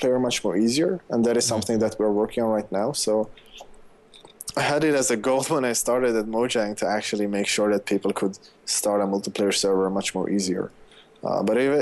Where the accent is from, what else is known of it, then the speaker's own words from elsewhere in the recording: Sweden; I'm from Sweden.